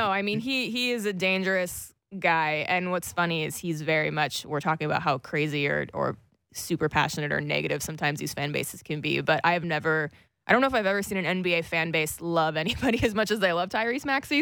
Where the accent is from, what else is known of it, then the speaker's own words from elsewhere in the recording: United States; I'm a silly American